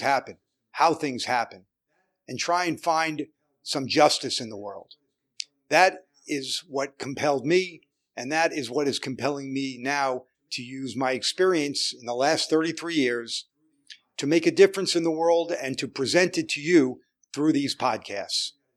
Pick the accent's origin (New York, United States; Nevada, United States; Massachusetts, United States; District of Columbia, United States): New York, United States; New York City; also born or lived in Manhattan; I was born in Brooklyn and lived there most of my life till I moved to Manhattan